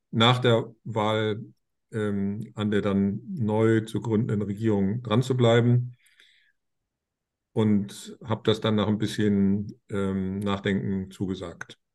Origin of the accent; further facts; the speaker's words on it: Bonn, North Rhine-Westphalia, Germany; ich komme aus Bonn, der alten Bundeshauptstadt, und bin mit Politik vor der Haustür groß geworden